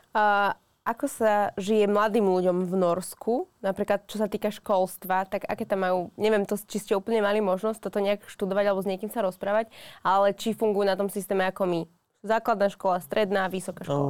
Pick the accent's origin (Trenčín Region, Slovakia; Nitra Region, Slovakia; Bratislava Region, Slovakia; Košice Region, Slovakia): Trenčín Region, Slovakia; Trenčín; u nás v Trenčine